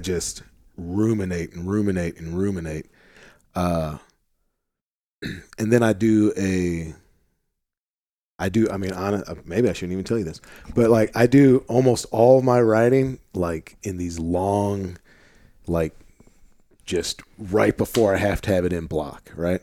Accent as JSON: {"language": "English", "town": "St. Louis", "region": "Missouri", "country": "United States", "tie": "born or raised there", "moved": "yes", "lives_now": "Arkansas, United States", "said": "so we're both from Saint Louis, Missouri originally"}